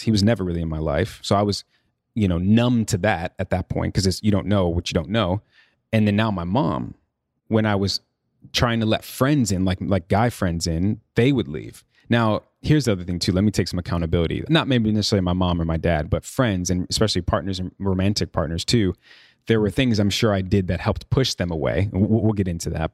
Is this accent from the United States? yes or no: yes; Chicago, Illinois, United States; moved away; also born or lived in New York; I'm from Chicago, born and raised.